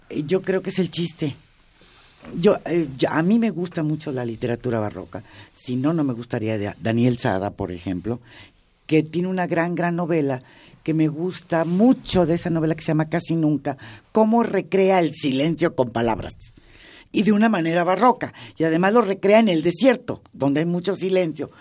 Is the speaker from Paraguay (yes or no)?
no; Mexico; Estoy hablando como mexicana